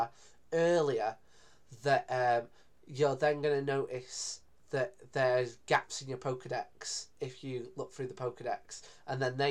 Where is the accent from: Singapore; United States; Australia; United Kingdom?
United Kingdom; Greater Manchester, North West England; I'm pretty much from Manchester, even though I'm from the city next door